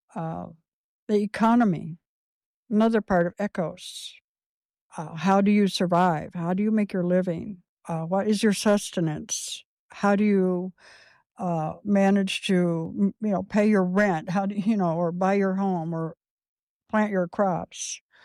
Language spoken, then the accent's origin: English; Clay County, Indiana, United States; I was born in Indianapolis and at a very early age, as a baby, I, I moved to Clay County and lived with my grandparents and my mother on my grandpa's old, um, a homestead